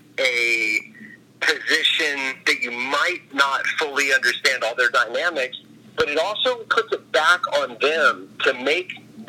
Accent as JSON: {"language": "English", "town": "Orlando", "region": "Florida", "country": "United States", "tie": "born or raised there", "also_born_or_lived": "Kissimmee, Florida", "said": "I was from the Orlando area, raised by my great aunt and lived with her kids."}